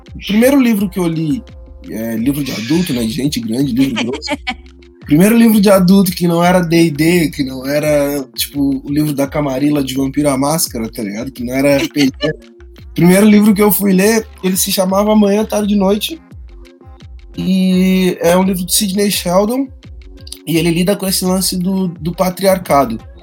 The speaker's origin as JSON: {"language": "Portuguese", "region": "Rio Grande do Sul", "country": "Brazil", "moved": "yes", "said": "Eu sou do Rio Grande do Sul"}